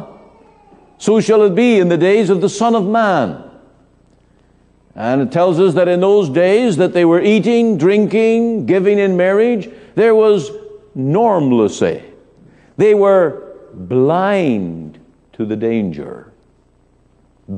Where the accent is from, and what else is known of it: Northern Ireland, United Kingdom; born or raised there; moved away